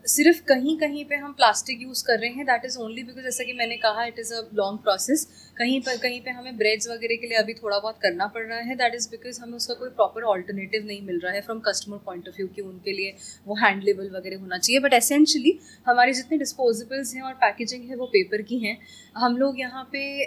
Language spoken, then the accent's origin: Hindi; Bhopal, Madhya Pradesh, India; Bhopal I I love the city मैं यहीं से हूँ